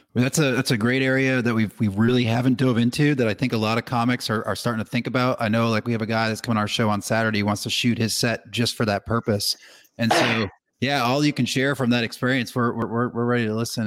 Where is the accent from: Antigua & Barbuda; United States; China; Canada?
United States; Northeast; I'm actually from the Northeast